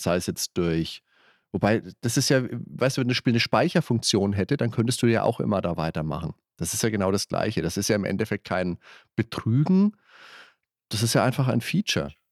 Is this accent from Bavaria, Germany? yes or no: yes; Würzburg, Bavaria, Germany; bei uns in Würzburg